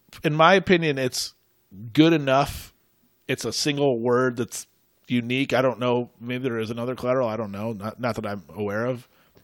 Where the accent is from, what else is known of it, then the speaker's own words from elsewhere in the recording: United States; We're just American.